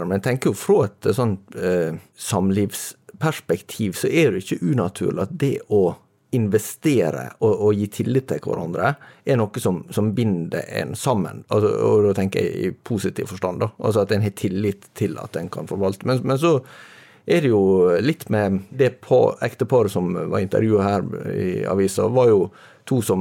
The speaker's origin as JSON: {"language": "Norwegian", "region": "Møre og Romsdal", "country": "Norway", "said": "I og med at jeg er sunnmøring, så er jo økonomi eh, en, eh, relativt sånn sentral del av"}